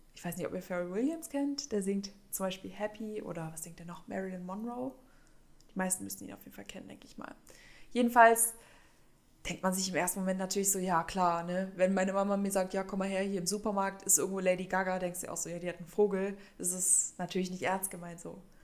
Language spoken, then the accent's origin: German; Berlin, Germany; now in Stuttgart, Germany; ich komme ja ursprünglich aus der Nähe von Berlin.